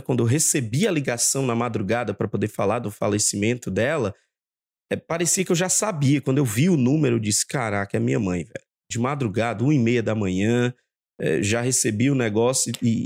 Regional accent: Maranhão, Brazil; now in Rio de Janeiro, Brazil; nascido e criado no Maranhão Nordeste

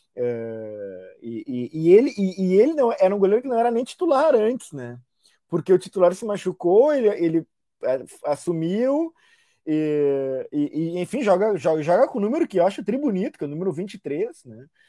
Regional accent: Brazil; nós, enquanto brasileiros

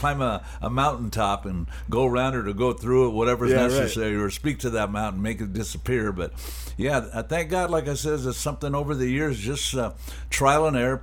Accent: Anaheim, California, United States; I'm a guy born and raised in Animal Heim, California.

